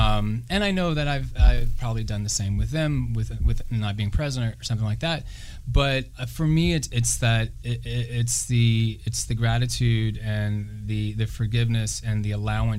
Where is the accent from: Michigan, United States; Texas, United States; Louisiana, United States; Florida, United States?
Louisiana, United States; I'm from Louisiana.